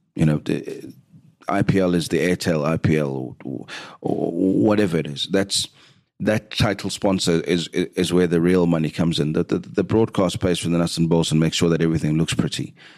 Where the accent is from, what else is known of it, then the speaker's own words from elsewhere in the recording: South Africa; as a South African